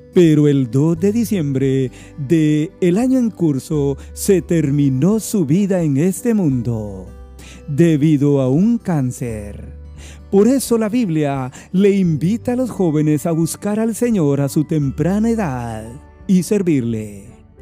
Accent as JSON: {"language": "Spanish", "country": "Guatemala", "said": "mi país Guatemala"}